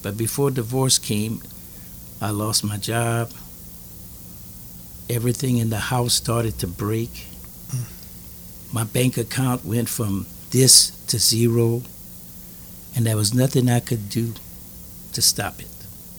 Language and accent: English; Louisiana, United States; I'm from Louisiana.